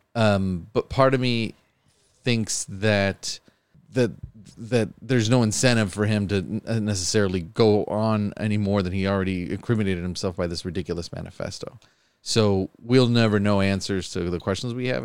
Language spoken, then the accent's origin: English; Buffalo, New York, United States; I've been born and raised in Buffalo my whole life